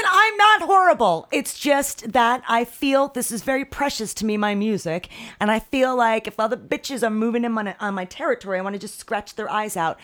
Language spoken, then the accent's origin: English; near Monmouth Park, New Jersey, United States; Monmouth Park, which was not far away from my hometown